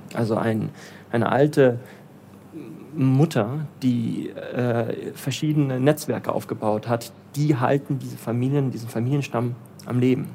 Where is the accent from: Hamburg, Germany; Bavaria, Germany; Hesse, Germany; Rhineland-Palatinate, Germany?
Bavaria, Germany; moved away as an adult; also born or lived in Berlin / Bielefeld / Portugal; now in Lagos, Nigeria; Ich bin aber in Deutschland geboren. Ähm, und ähm, typisch, ja, schön in Bayern